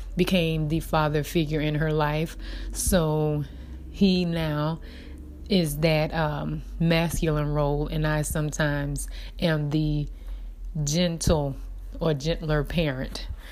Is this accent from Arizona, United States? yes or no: no; Dillon, South Carolina, United States; I am from Dillon, South Carolina, so I um, am a country girl. Um, raised by my grandparents